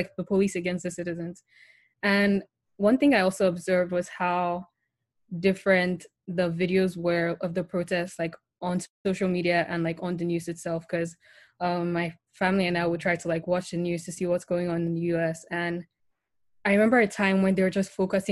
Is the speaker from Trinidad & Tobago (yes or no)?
no; Nigeria; So I grew up in Nigeria, I live in Nigeria, my whole family is basically in Nigeria.